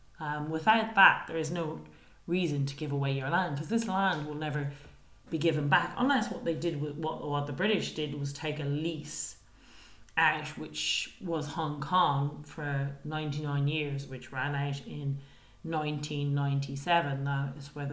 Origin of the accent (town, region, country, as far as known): Ireland